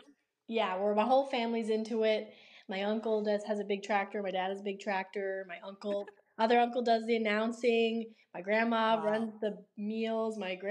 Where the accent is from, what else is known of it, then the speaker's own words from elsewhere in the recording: Crapaud, Prince Edward Island, Canada; now in Borden-Carleton, Canada; So I grew up in Crapo.